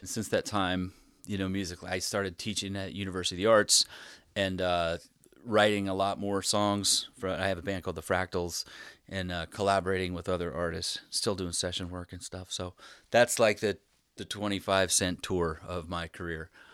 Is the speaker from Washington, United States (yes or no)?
yes; Spokane, Washington, United States; moved away as an adult; also born or lived in Bellingham, Washington; now in Philadelphia, United States; I grew up in Spokane, Washington, and I moved to Philly